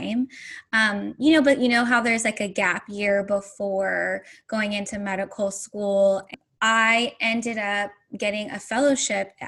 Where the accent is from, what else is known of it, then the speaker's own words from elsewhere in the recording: Central Valley of California, United States; also born or lived in Bay Area; I grew up in the Central Valley of California